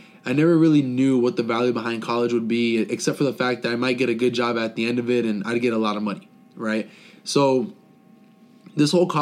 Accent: South Florida, United States; moved away as an adult; I was born and raised in South Florida, the whole Fort Lauderdale, Miami area for 19 years of my life

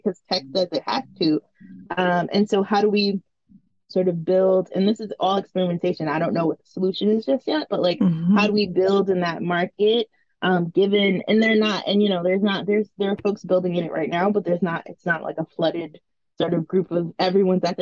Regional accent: New York City, New York, United States; the sex education we did not have as young Black girls growing up in Brooklyn, New York.

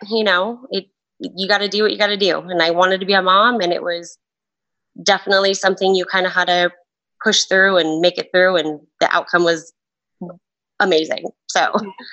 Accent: Tucson, Arizona, United States; I was born and raised in Tucson, Arizona.

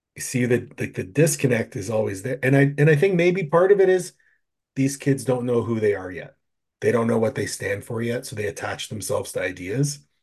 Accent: Canada; I'm from Canada

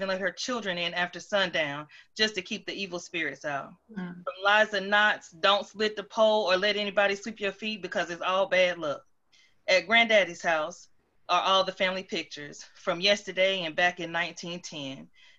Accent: Lexington, North Carolina, United States; also born or lived in Macon, Georgia / Trenton, New Jersey; I am from 219 West Side Drive in Lexington, North Carolina, or as we call it, the barbecue capital of the world. I'm from the plantations of Virginia by way of an involuntary, all-expense-paid cruise ship from the African shores. Our ticket was punched around 1725.

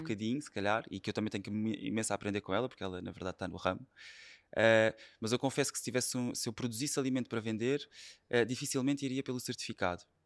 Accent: Setúbal, Portugal; sou de Setúbal e fui praticamente claro. educado a comer peixe

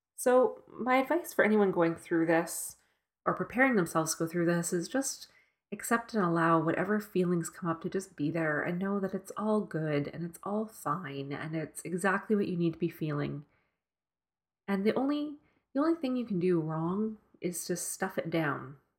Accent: Edmonton, Alberta, Canada; moved away; my childhood home in Edmonton. This is the house I grew up

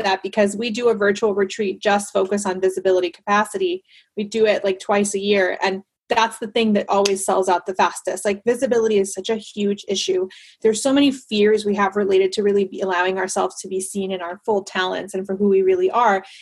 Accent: Panama; moved away; I grew up in Panama

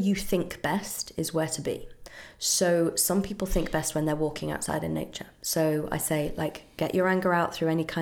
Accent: United Kingdom; I'm very British.

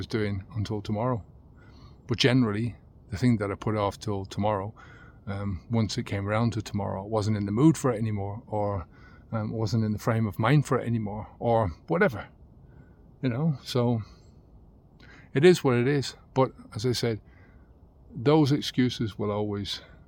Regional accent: Ireland; It's part of who I am as an Irishman.

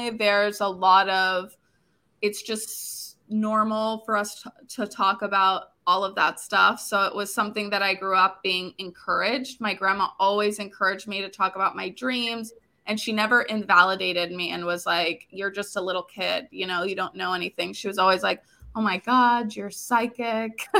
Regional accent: Florida, United States; also born or lived in New York / Dominican Republic; Originally, I'm from Florida. I still live in Florida

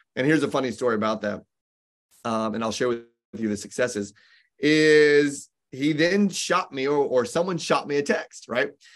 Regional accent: Indianapolis, Indiana, United States; moved away; also born or lived in Southern California; I grew up in Indianapolis, Indiana, and I stayed there only for a very short period of time

